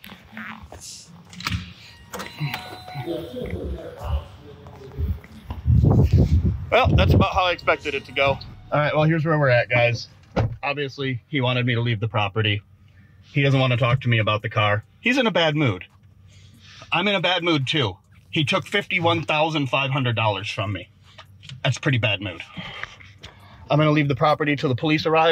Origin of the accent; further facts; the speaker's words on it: Michigan, United States; I'm from Michigan